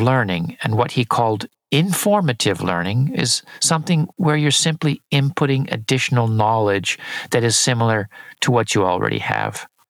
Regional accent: San Diego, California, United States; just south of my hometown in San Diego, in California

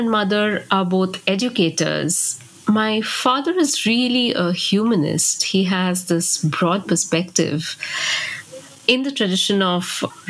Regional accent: West Bengal, India; Growing up in India, it's really clear that we are shaped by our cultural background.

